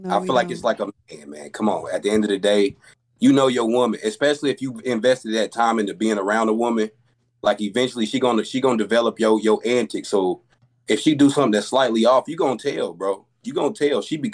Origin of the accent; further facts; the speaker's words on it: Richmond, Kentucky, United States; I'm from Richmond, Kentucky. Hey, shout out to Richmond, Kentucky.